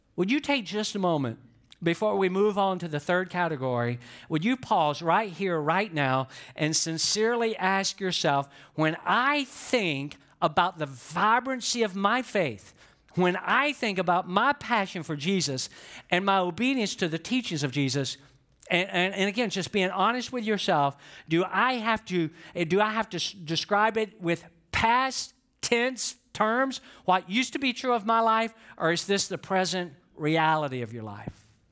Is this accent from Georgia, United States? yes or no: yes; Atlanta, Georgia, United States; I'm from Atlanta, Georgia